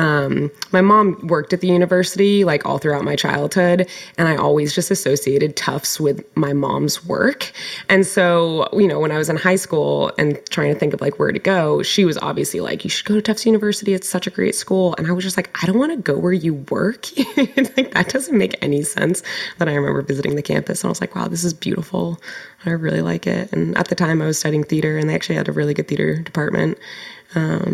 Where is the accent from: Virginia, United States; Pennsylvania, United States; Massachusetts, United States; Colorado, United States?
Massachusetts, United States; Concord; my hometown of Concord, Massachusetts